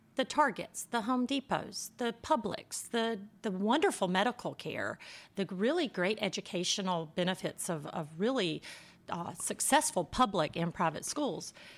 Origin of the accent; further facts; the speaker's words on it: South Carolina, United States; I'm from South Carolina.